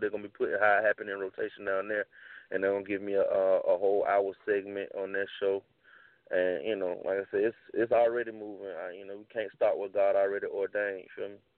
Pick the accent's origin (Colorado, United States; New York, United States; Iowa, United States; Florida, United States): Florida, United States; Jacksonville; also born or lived in North Hollywood, California; we we down here in Duval County. You know, I've been born and raised